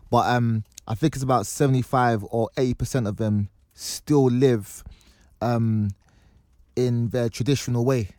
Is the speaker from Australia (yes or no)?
no; Nigeria; as a Nigerian